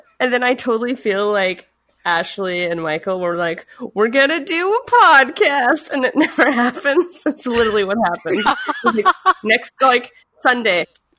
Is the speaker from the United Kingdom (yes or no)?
no; Canada; I'm French Canadian.